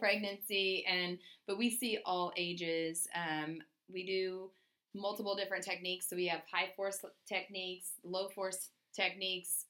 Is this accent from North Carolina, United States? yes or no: no; Iowa, United States; also born or lived in Missouri; I am from the Midwest. I was born in Iowa grew up in Iowa, Missouri